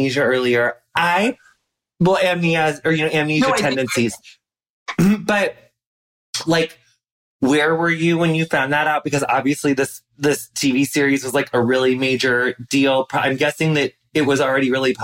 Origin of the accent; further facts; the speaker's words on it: Midwest, United States; a basic Midwestern person